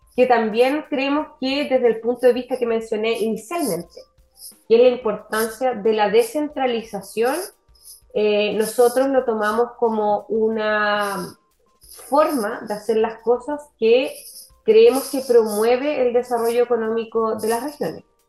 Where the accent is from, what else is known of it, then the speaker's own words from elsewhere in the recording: Valdivia, Los Ríos, Chile; yo estudié y nací y crecí en la ciudad de Valdivia